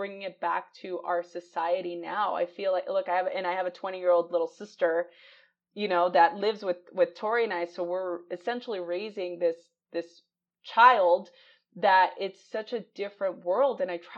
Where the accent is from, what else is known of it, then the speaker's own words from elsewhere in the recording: United States; I'm American